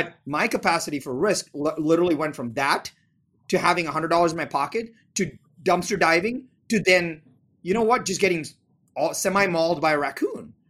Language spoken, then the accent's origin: English; India; moved away; I'm from India.